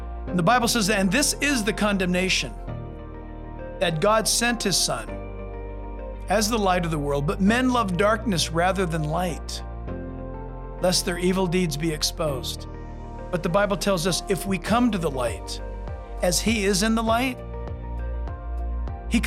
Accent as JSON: {"language": "English", "region": "California", "country": "United States", "said": "I'm a Californian"}